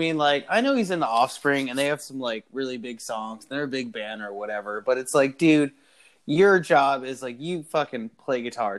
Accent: Cincinnati, Ohio, United States; now in Florida, United States; I live in Florida, but like, and I'm saying this for Pete because maybe you don't know. I'm from Cincinnati, Ohio.

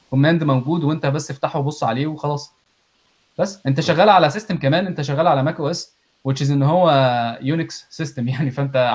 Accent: Egypt; moved away; طلعنا من مصر

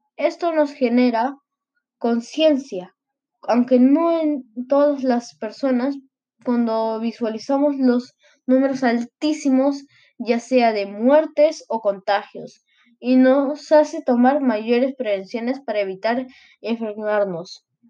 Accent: Peru

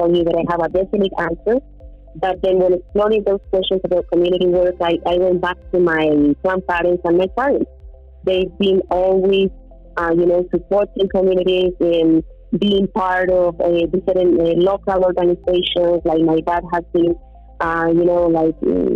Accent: Colombia; English is a second language; also born or lived in United States / Mexico

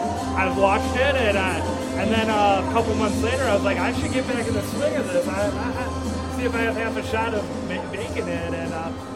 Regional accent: Milwaukee, Wisconsin, United States; I'm from the Milwaukee area

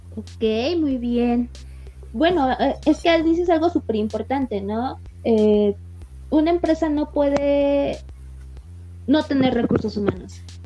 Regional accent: Mexico; como mexicanos

